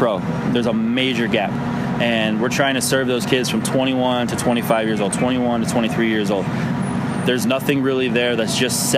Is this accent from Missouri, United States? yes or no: yes; St. Louis, Missouri, United States; I grew up playing right here in the St. Louis Latin League